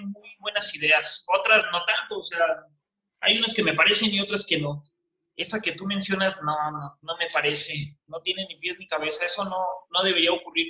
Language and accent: Spanish; Mexico; nosotros como mexicanos